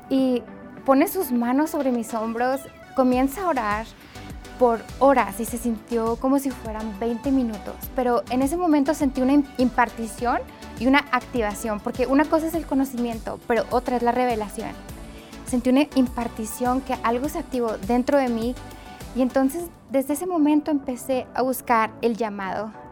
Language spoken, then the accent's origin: Spanish; Mexico; Le dije, yo soy de México, yo hablo español, puedo traducir con mucho gusto.